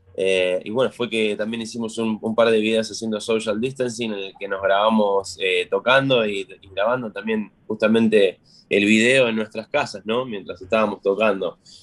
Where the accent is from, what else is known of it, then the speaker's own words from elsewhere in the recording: Florencio Varela, Buenos Aires Province, Argentina; moved away; de Florencio Varela, de la provincia de la localidad de Buenos Aires, la localidad de Florencio Varela, de la provincia